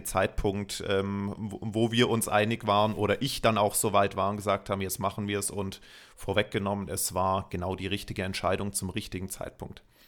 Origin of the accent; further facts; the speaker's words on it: Munich, Bavaria, Germany; bin gebürtiger Münchner